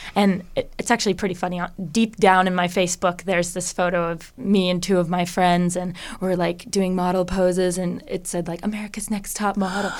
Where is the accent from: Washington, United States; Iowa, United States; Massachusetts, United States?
Washington, United States; Bellevue; also born or lived in Seattle; I grew up in the Bellevue area